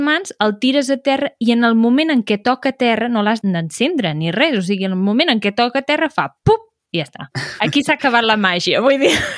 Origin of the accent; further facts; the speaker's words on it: Berguedà, Catalonia, Spain; jo sóc del Berguedà